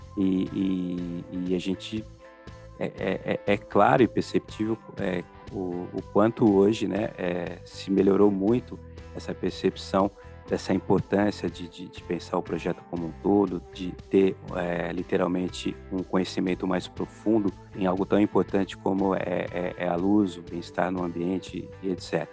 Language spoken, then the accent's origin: Portuguese; Paulista, São Paulo, Brazil; eu como paulista